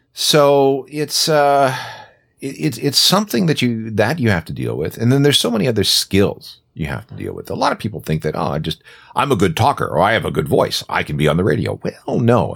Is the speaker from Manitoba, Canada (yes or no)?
yes; small town north of Winnipeg, Manitoba, Canada; now in Toronto, Canada; I grew up in a small town north of Winnipeg.